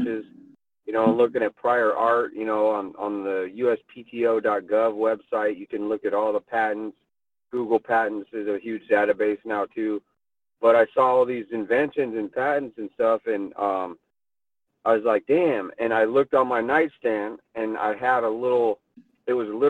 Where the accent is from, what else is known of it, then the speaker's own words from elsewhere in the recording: Moscow, Idaho, United States; moved away as an adult; now in Portland, United States; I grew up in Idaho, in Moscow, Idaho